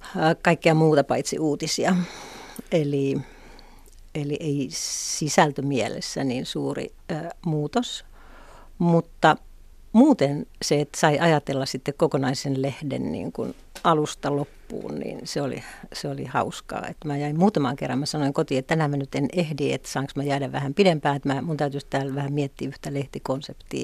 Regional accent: Pelkosenniemi, Lapland, Finland; moved away as an adult; also born or lived in Helsinki; Mähän olin kotoisin sellaista pienestä kylästä nimeltä Pelkosen Niemi

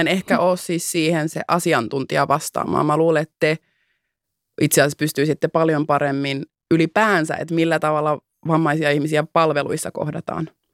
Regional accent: Finland; first language Finnish; mä oon syntynyt täällä. Mä puhun mhm. äidinkielenäni suomeen. Mä ymmärrän, miten täällä toimii järjestelmä. Mä oon käynyt kouluni täällä

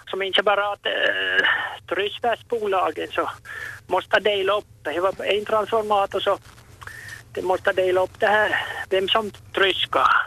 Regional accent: Vörö, Ostrobothnia, Finland; Jag är från Vörö, från Tokor och mor min så sa att 1927 så kom jag till Vörö, till Kleidre gårdsgrupp.

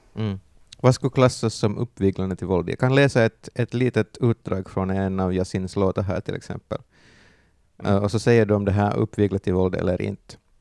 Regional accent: Järby, Finland; jag är en liten finsk pojk från Järby

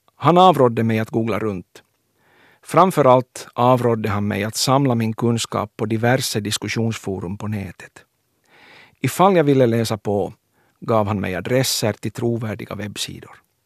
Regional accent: Kronoby, Ostrobothnia, Finland; Jag föddes i Kronoby 1972.

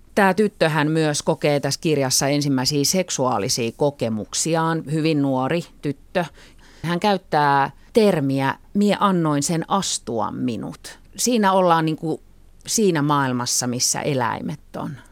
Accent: Helsinki, Uusimaa, Finland; mä oon helsinkiläinen ja mun juuret on enemmän tuolla niin kuin Savon murteen kielimaastossa, sitten kuitenkin vanhempien kautta

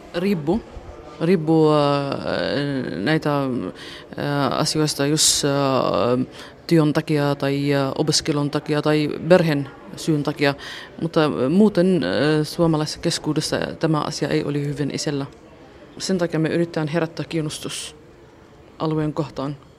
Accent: Suwayda, As-Suwayda Governorate, Syria; Finnish is a second language; moved away as an adult; now in Espoo, Finland; Suvaidasta. Se on Etelä-Syyria

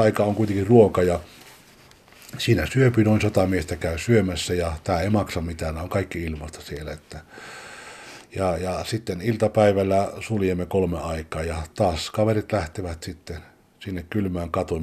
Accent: Juuka, North Karelia, Finland; also born or lived in Sweden; now in Stockholm, Sweden; 76 tultiin Ruotsiin sieltä Pohjois-Karjalasta, Kivenpyörittäjän kylästä Juukasta

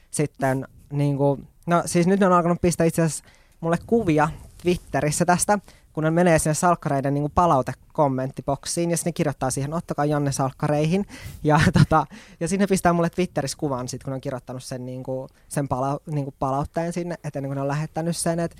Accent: Oulu, North Ostrobothnia, Finland; now in Helsinki, Finland; sitten mä muutin Helsinkiin Oulusta. Hyvä Oulu. Hyvä Oulu

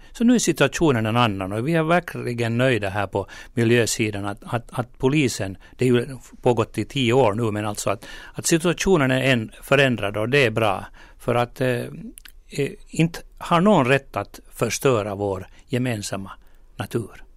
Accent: Porvoo, Uusimaa, Finland; min hemkommun Borgå

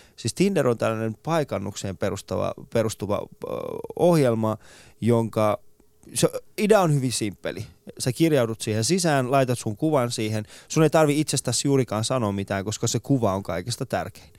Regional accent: Iran; now in Finland; meillä Iranissa

